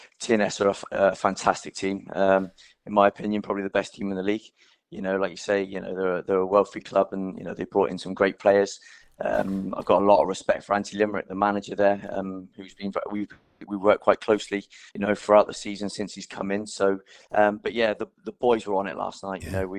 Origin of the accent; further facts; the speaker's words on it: Reading, South East England, United Kingdom; also born or lived in Exmouth / Swansea; Yeah, I was born in Exmouth. I don't remember too much. I was only 4 when I moved away. And then my dad's job brought us up to Reading.